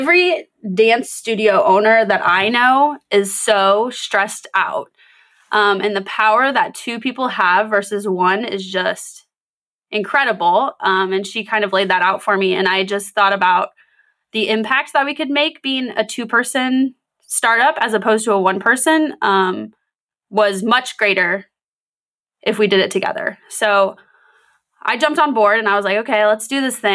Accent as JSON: {"language": "English", "town": "Corning", "region": "Iowa", "country": "United States", "tie": "born or raised there", "said": "I'm from Corning. Okay. So both super small towns. I had 30 people in my class."}